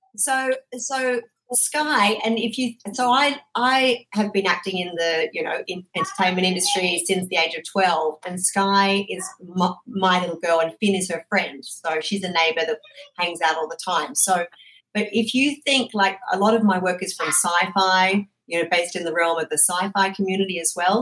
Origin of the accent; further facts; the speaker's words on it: Australia; moved away; I'm obviously originally from Australia